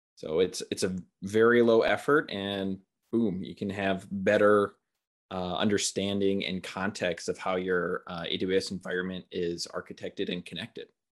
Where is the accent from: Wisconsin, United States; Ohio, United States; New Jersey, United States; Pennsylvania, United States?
Wisconsin, United States; Milwaukee; also born or lived in Eau Claire, Wisconsin; I grew up in Milwaukee.